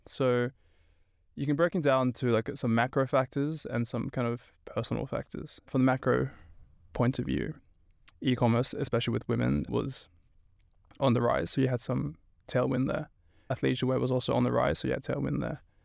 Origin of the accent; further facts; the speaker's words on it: Sydney, New South Wales, Australia; moved away as an adult; also born or lived in Stockholm, Sweden; now in Sweden; I'm originally from Sydney, Australia